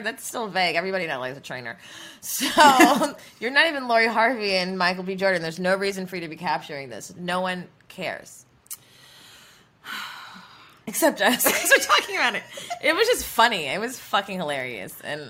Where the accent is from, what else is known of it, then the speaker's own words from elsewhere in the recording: Jamaica; On Valentine's Day, because I'm a Jamaican, I did a couple's massage